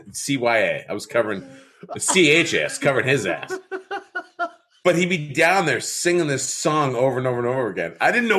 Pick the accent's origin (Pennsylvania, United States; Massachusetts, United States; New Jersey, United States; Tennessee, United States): Massachusetts, United States; I'm from Massachusetts.